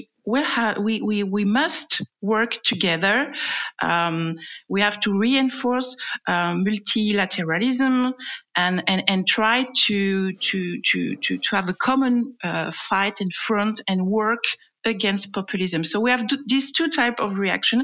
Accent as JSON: {"language": "English", "country": "France", "accent": "French", "second_language": "English", "said": "my French accent"}